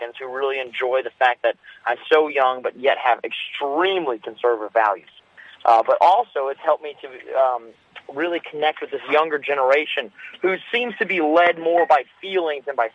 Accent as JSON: {"language": "English", "town": "Hendersonville", "region": "North Carolina", "country": "United States", "said": "It's an incredible place to be from. I'm from Hendersonville, just about 15 minutes south of the main city"}